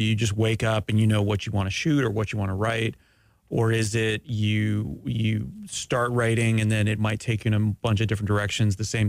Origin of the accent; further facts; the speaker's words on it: Canada; I'm Canadian.